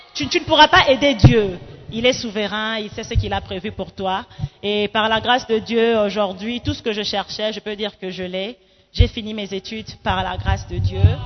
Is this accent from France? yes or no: no; Gabon; moved away as an adult; also born or lived in Democratic Republic of the Congo / Libreville, Gabon / Accra, Ghana / Kinshasa, DR Congo; Je suis congolaise d'origine, donc la RDC. toro, toro, toujours. mais j'ai grandi au Gabon